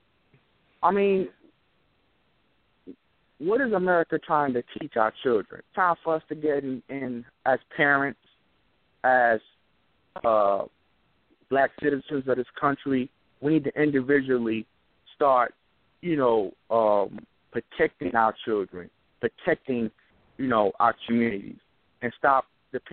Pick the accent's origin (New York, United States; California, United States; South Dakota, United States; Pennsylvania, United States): New York, United States; New York City; now in Mobile, United States; I'm calling from Mobile, but I'm originally from New York City